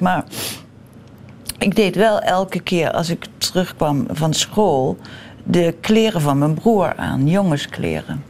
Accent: Central Limburg, Netherlands; moved away as an adult; Ik ben geboren in Limburg, midden-Limburg

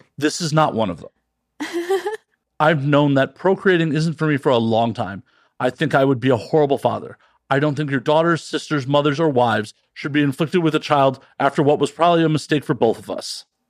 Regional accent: Midwest, United States; moved away; I'm from the Midwest originally.

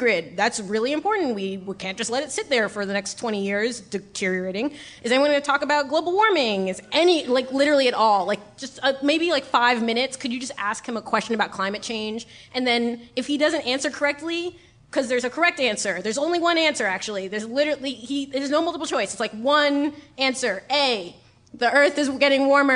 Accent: New York, United States; I was born and raised in New York.

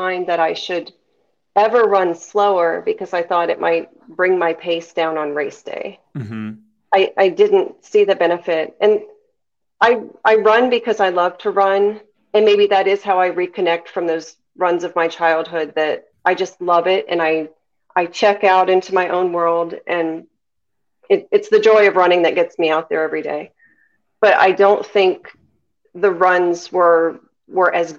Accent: Tampa, Florida, United States; my hometown race, the Gasparilla.

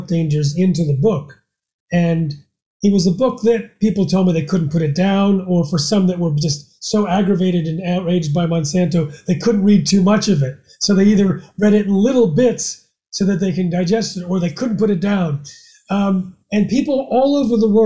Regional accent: United States; as an American

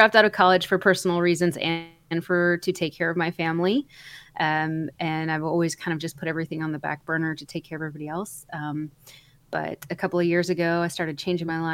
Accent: North Central Texas, United States; I was born been raised in North Central Texas in a very, very small town

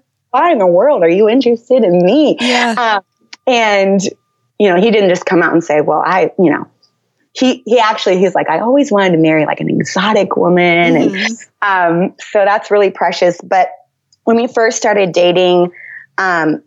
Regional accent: Northern Virginia, United States; I grew up in the Washington, D.C. area, so Northern Virginia primarily

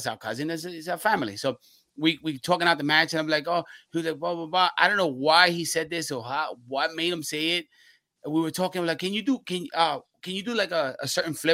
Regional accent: New York, United States; also born or lived in Puerto Rico; We're from New York.

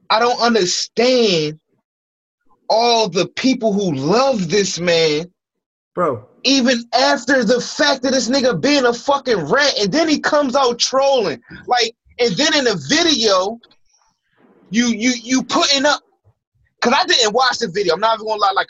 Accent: United States; I'm not even from New York. You know what I'm saying? I'm from Philly, East Baltimore. What up? You know what I mean? That's where I reside.

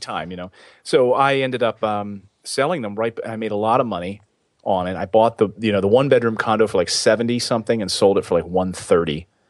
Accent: Philadelphia, Pennsylvania, United States; also born or lived in Los Angeles / Helena, Montana; now in New York, United States; I grew up in Philadelphia, in that area where we had snow

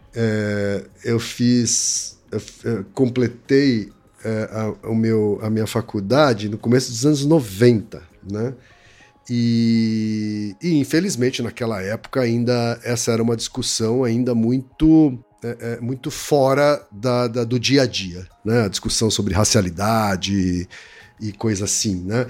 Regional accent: Osasco, São Paulo, Brazil; subsidiada pela prefeitura de Osasco, né, onde eu cresci

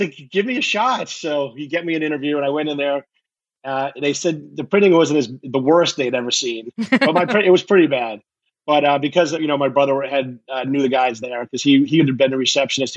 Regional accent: West Bridgewater, Massachusetts, United States; I am from West Bridgewater, Massachusetts

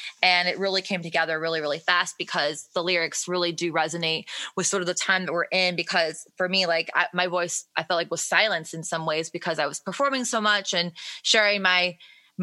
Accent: Detroit, Michigan, United States; moved away as an adult; now in Nashville, United States; I was born in Detroit and then my dad was an engineer for Ford and he actually, got relocated to Nashville when I was like really young

